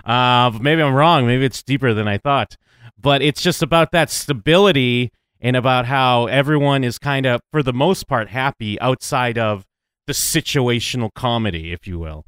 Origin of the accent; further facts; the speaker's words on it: United States; I'm an American